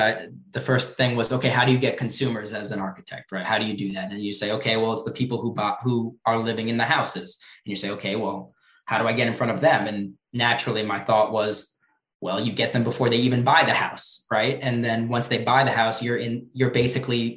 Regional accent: New York, United States; I'm from New York

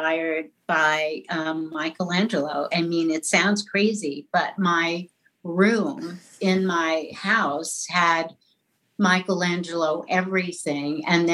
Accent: New York City, New York, United States; accent: New York; I grew up in New York City, in an Irish Catholic neighborhood

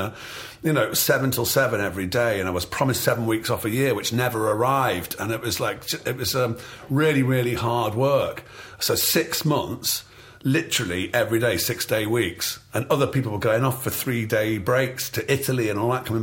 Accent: Stafford, West Midlands, United Kingdom; also born or lived in Stoke-on-Trent; So the first 10 years of my life, I was in Stafford, a little town in the centre of Staffordshire

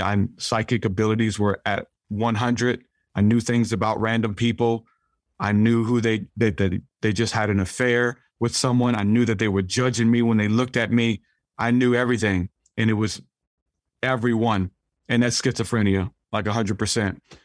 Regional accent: New Orleans, Louisiana, United States; I grew up in New Orleans

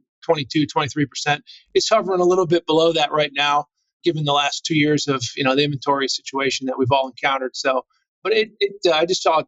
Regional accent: Northeastern Pennsylvania, United States; moved away; I grew up in Northeastern Pennsylvania, kind of the coal region, if you will, anthracite coal region.

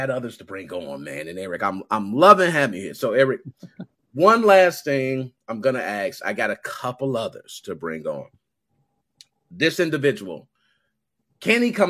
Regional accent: Chicago, Illinois, United States; I was born and raised in Southside Chicago

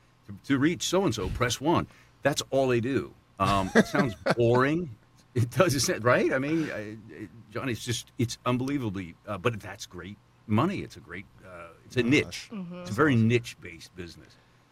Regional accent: the Carolinas, United States; I grew up in the Carolinas, so I kind of grew up a Tar Heel fan. I mean, that's kind of my neck of the woods.

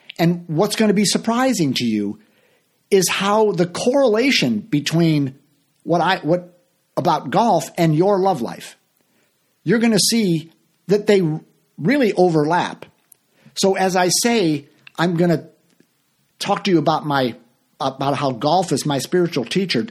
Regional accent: Chicago, Illinois, United States; I mostly play locally here in my hometown of Chicago

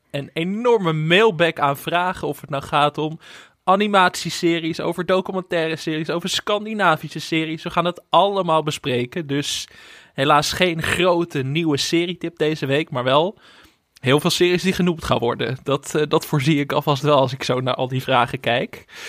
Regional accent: Netherlands; als Nederlanders

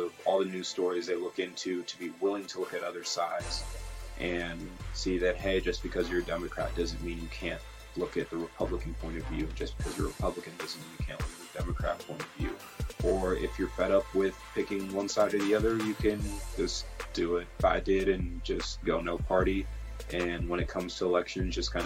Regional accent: Iowa, United States; also born or lived in Brooklyn, New York; I've been in Iowa since I was three

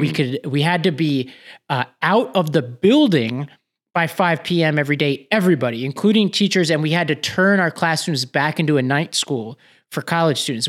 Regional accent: New York, United States; New York, my home state

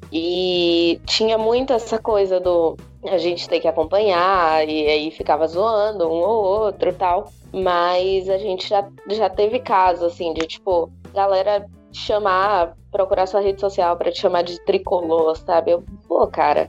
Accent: Salvador, Bahia, Brazil; now in São Paulo, Brazil; eu venho de Salvador

